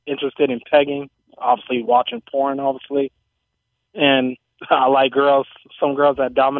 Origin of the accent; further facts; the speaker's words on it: Oakland, California, United States; now in Los Angeles, United States; I'm from Oakland, but I live in LA.